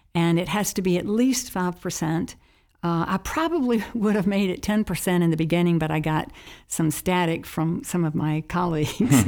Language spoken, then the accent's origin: English; Charlotte, North Carolina, United States; as a child, I grew up in Charlotte, North Carolina